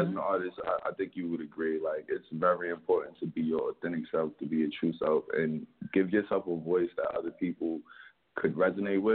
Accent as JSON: {"language": "English", "town": "Lithonia", "region": "Georgia", "country": "United States", "tie": "born or raised there", "also_born_or_lived": "Harlem, New York", "moved": "yes", "lives_now": "New York, United States", "said": "I was in Latonia, Georgia for about 10 years. I grew up down there."}